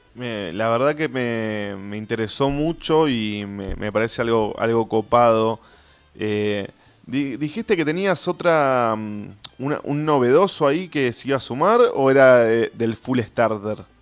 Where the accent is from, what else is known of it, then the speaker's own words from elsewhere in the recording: Avellaneda, Buenos Aires Province, Argentina; yo soy de Avellaneda de Herli